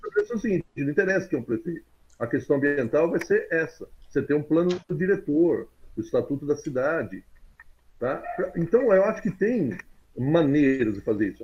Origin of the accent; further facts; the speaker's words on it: Jabuticabal, São Paulo, Brazil; eu sou de Jabuticabal